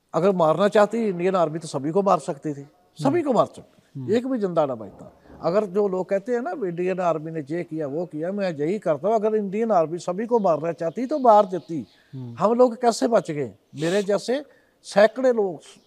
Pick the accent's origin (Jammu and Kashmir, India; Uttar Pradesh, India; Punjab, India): Punjab, India; हमारे इधर पंजाबी में